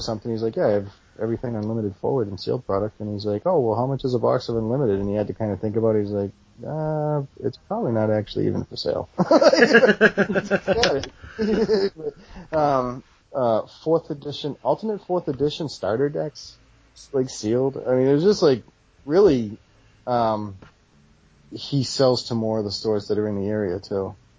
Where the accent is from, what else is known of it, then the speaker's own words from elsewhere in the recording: Massachusetts, United States; I'm from Massachusetts